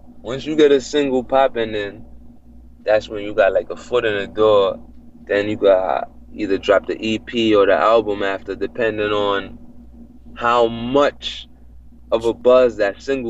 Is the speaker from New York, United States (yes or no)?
yes; New York City, New York, United States; also born or lived in Jamaica; I'm born in the Bronx, okay. But I also used to live in Jamaica. My family is Jamaican.